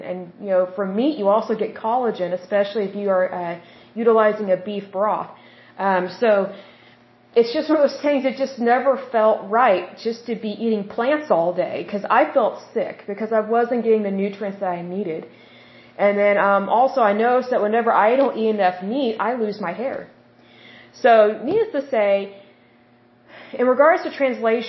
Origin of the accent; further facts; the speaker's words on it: Oklahoma, United States; accent: Oklahoma; I'm from Oklahoma.